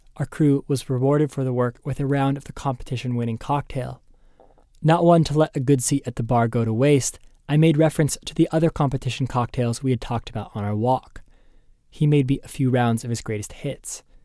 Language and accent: English; United States; I was from the United States.